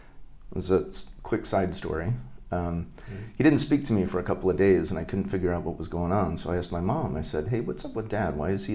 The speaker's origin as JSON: {"language": "English", "region": "Northern Virginia", "country": "United States", "tie": "born or raised there", "also_born_or_lived": "Hawaii / Connecticut / Santa Cruz, California", "moved": "as an adult", "said": "so we moved to D.C., so I grew up in Northern Virginia."}